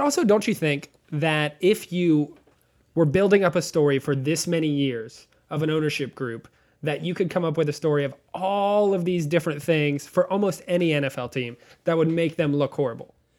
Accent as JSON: {"language": "English", "town": "Nashville", "region": "Tennessee", "country": "United States", "said": "we're from Nashville"}